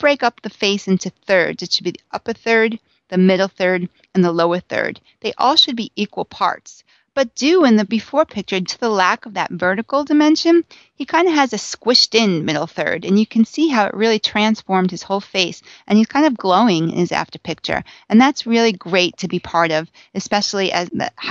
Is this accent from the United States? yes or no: yes; Long Island, New York, United States; I'm from Long Island